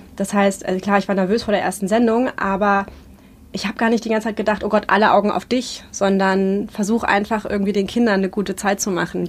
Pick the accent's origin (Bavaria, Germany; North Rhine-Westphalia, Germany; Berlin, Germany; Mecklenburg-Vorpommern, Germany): Berlin, Germany; ich bin 86 in Ostberlin geboren und bin Anfang der 90er da in Friedrichshain aufgewachsen, in Lichtenberg